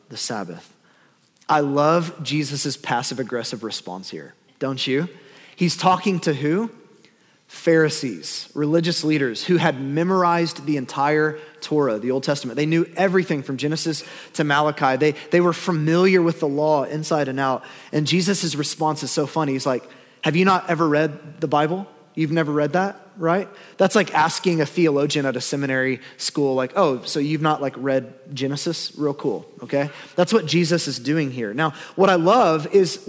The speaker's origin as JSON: {"language": "English", "country": "United States", "said": "we're American"}